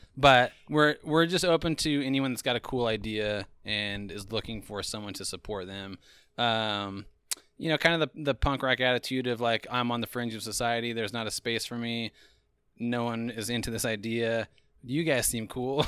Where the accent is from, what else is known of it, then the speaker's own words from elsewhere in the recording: Eastern Idaho, United States; moved away; also born or lived in Austin, Texas; I grew up in Eastern Idaho, and then I lived for a time in, uh, Austin, Texas